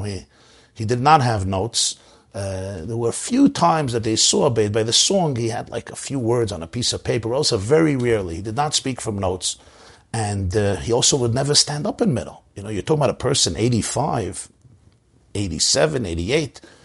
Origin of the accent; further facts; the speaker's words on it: New York City, New York, United States; I grew up in the Crown Heights section of Brooklyn.